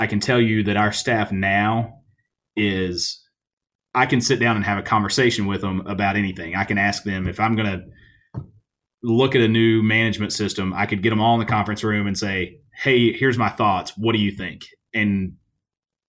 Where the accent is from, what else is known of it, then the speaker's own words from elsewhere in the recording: Halls, Tennessee, United States; I'm from Halls, which is just outside of Knoxville